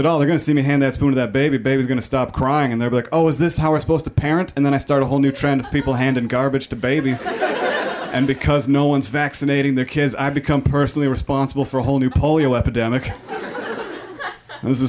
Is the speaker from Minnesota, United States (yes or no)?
yes; Minnesota, United States; I am from Minnesota